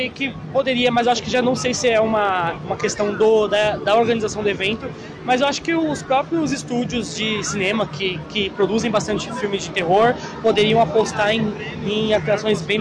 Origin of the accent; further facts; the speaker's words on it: São Paulo, Brazil; eu sou aqui de São Paulo